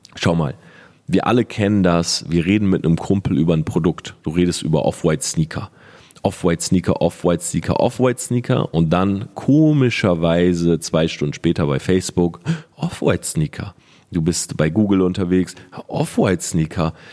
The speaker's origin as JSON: {"language": "German", "town": "Delmhorst", "region": "Lower Saxony", "country": "Germany", "tie": "born or raised there", "said": "ich bin zwölf oder dreizehn, wie gesagt, ich weiß nicht mehr genau, komme aus Delmhorst, ich bin Schüler"}